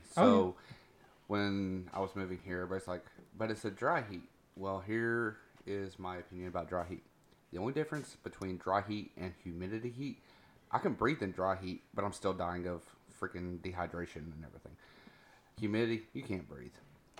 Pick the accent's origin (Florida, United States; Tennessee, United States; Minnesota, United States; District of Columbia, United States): Tennessee, United States; now in Bakersfield, United States; I came from Tennessee.